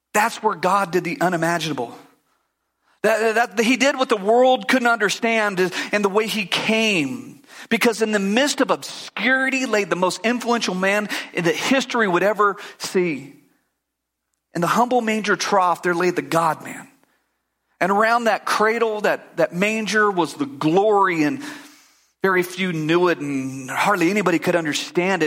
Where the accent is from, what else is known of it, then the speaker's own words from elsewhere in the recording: United States; I grew up in America